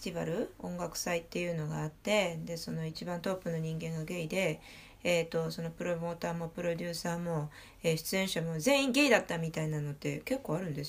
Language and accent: Japanese; Bourgogne-Franche-Comté, France; Japanese is a second language; フランスは正直に、いや、俺ニースじゃないよ、ブルゴーニュだよって言ったら、